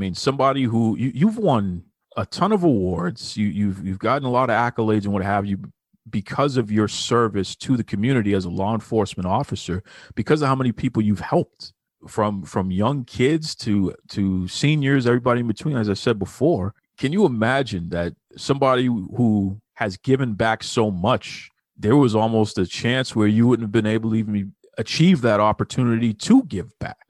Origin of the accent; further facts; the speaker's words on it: Jamaica; And I know growing up in Jamaica, people from all over the world live in Jamaica.